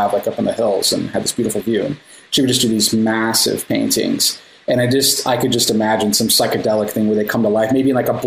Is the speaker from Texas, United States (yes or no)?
yes; Austin, Texas, United States; we're both from the Austin area